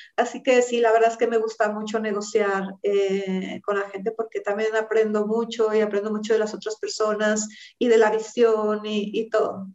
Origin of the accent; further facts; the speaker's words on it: Mexico; Nosotros como mexicanos